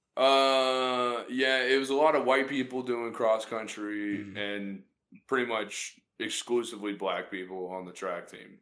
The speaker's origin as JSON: {"language": "English", "town": "Jacksonville", "region": "Florida", "country": "United States", "tie": "born or raised there", "said": "I grew up in Jacksonville"}